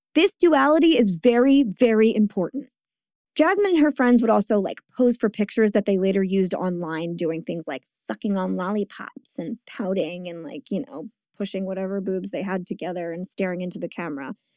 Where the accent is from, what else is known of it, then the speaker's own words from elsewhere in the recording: Bordentown, New Jersey, United States; my hometown